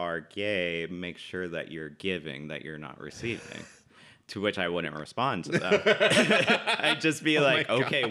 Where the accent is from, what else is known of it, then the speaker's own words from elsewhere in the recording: Southern California, United States; also born or lived in Los Angeles / Pasadena / Simi Valley / Northridge; I grew up primarily in Southern California.